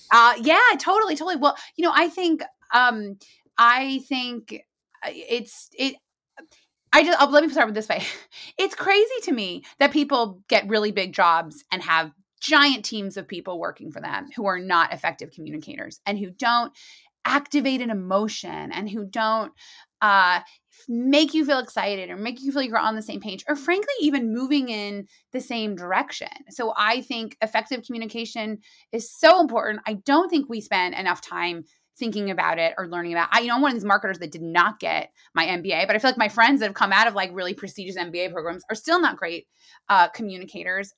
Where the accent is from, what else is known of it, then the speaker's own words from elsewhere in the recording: Muncie, Indiana, United States; moved away as an adult; also born or lived in New York City; I'm from Muncie, Indiana